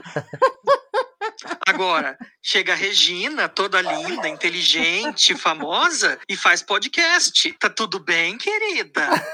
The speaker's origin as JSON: {"language": "Portuguese", "region": "São Paulo", "country": "Brazil", "said": "tenho 22 anos, sou de São Paulo"}